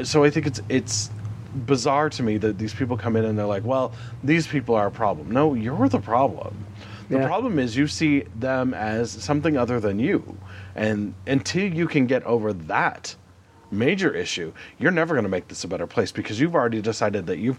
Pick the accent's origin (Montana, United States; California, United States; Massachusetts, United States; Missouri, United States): Montana, United States; also born or lived in Denver; growing up in Montana